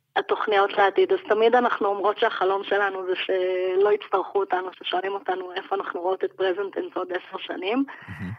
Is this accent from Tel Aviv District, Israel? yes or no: no; Jerusalem, Jerusalem District, Israel; אני ירושלמית